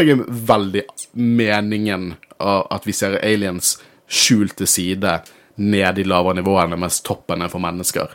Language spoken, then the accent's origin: Norwegian; Norway; Jeg er norsk